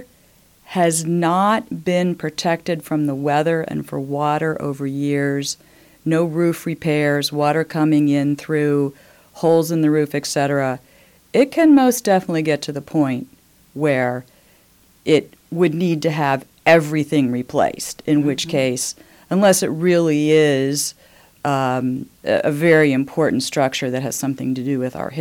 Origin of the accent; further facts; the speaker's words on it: United States; moved away as an adult; also born or lived in Indiana / Maryland / Pennsylvania / New York; now in Bloomington, United States; I was born in Indiana. Mm-hmm. I am a Hoosier by birth. However, I grew up in the East, Maryland, Pennsylvania, came back to Indiana for college.